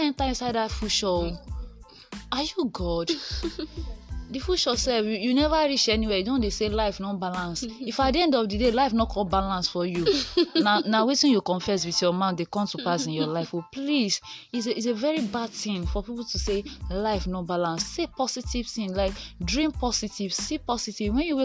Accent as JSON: {"language": "English", "region": "Ondo", "country": "Nigeria", "tie": "born or raised there", "said": "I'm born and brought up in Ondo State."}